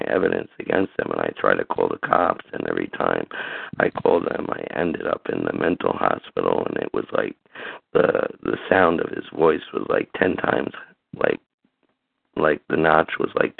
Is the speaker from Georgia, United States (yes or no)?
no; Summit, New Jersey, United States; I'm from Summit, New Jersey